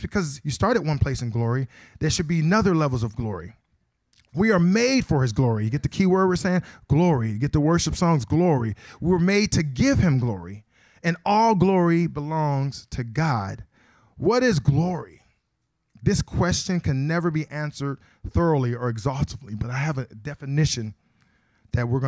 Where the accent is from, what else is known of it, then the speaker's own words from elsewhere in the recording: Akron, Ohio, United States; I am from Akron, Ohio